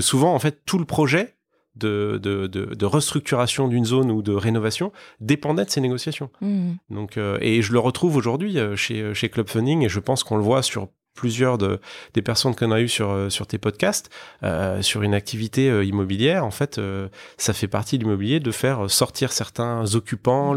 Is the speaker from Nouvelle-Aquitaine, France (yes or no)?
no; Besançon, Bourgogne-Franche-Comté, France; moved away as an adult; also born or lived in Lyon / Paris / Madrid; je suis originaire de l'est de la France. Je viens d'une petite ville qui s'appelle Besançon. Euh, j'ai fait toutes mes études là-bas